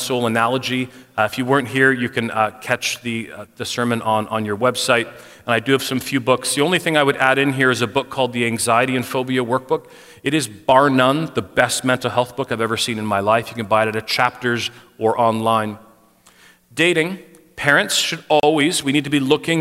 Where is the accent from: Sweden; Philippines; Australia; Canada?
Canada; for us as a Canadian paradigm